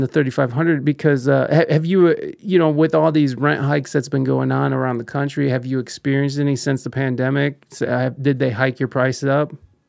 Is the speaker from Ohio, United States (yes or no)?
yes; Ohio, United States; now in San Diego, United States; I'm from Ohio, and then I moved out to mm-hmm. San Diego.